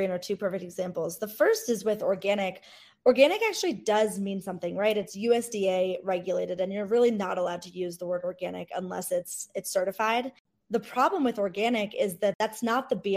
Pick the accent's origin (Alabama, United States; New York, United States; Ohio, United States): Ohio, United States; Cleveland; I grew up in Cleveland, Ohio, you know, in the 90s